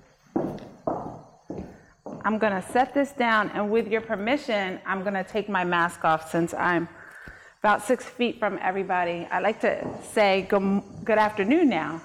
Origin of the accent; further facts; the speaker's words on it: Vineland, New Jersey, United States; I am a life resident of Cumberland County. I grew up in Vineland.